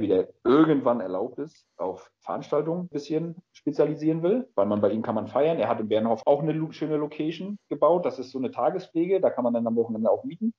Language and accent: German; Greifswald, Mecklenburg-Vorpommern, Germany; also born or lived in Rostock; seitdem ich geboren bin, wohne ich ja in Greifswald, aber bin halt ein geborener Rostocker